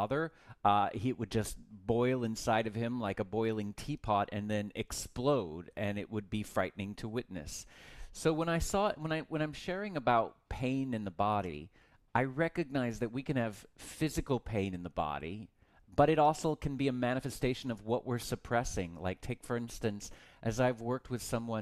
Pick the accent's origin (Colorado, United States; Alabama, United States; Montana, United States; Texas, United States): Texas, United States; I grew up in Texas